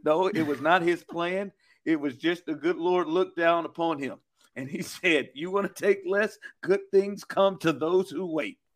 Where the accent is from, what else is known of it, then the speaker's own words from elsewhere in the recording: Kansas City, Missouri, United States; I was born and raised in Kansas City.